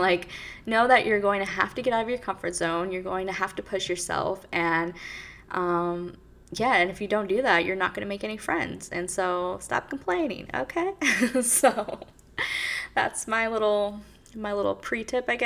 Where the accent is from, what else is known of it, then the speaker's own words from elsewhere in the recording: California, United States; moved away as an adult; now in New York City, United States; I am from California, born and raised, and I moved here 5 years ago